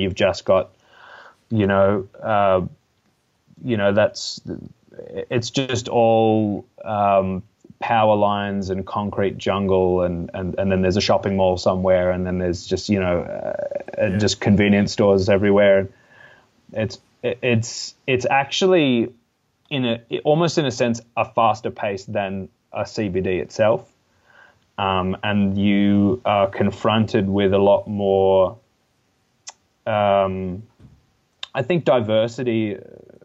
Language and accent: English; Blue Mountains, New South Wales, Australia; also born or lived in Melbourne, Australia; I grew up in the lower Blue Mountains, which is only about an hour from Sydney